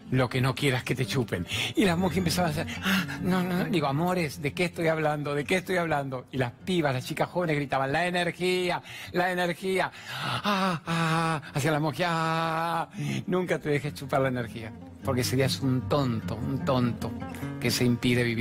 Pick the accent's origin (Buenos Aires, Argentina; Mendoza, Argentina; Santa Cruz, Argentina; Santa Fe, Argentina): Buenos Aires, Argentina; soy del barrio de Chacarita.